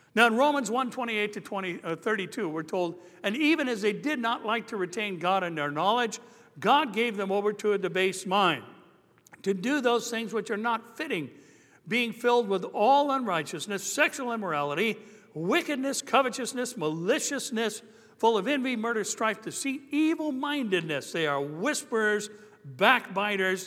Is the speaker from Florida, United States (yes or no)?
no; Anaheim, California, United States; I grew up in Anaheim First Church of the Nazarene